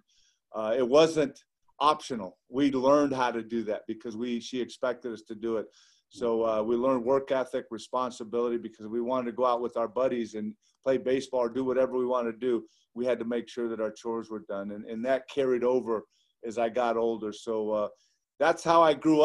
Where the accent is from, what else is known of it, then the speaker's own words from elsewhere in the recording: Ontario, California, United States; I grew up in Ontario, California, which is about 40 miles due east of Los Angeles.